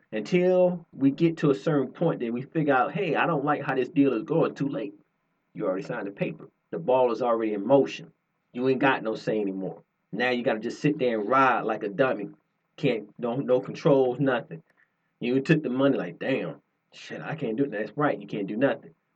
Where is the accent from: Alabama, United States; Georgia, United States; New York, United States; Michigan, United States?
Georgia, United States; I am born and raised in Georgia